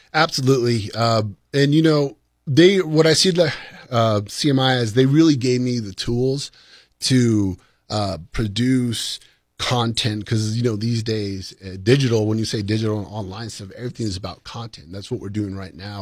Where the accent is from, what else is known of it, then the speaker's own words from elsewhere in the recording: Columbus, New Mexico, United States; I was from Columbus, New Mexico, a small little town.